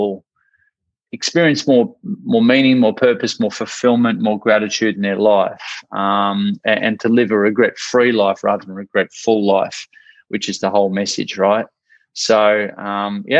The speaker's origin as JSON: {"language": "English", "country": "Australia", "also_born_or_lived": "Ocean Grove, Victoria", "accent": "Australian", "said": "I'm from Australia, hence the accent."}